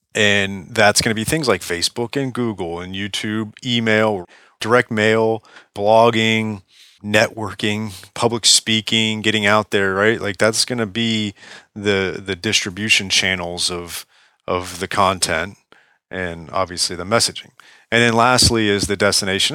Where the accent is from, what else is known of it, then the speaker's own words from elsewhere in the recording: Palm Beach, Florida, United States; Palm Beach, Florida, right here in my, my hometown